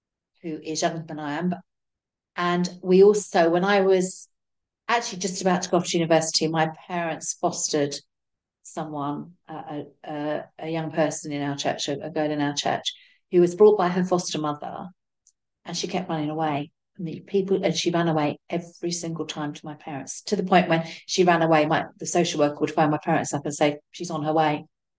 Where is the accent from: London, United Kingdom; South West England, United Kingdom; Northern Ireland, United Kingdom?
London, United Kingdom; I grew up in Southeast London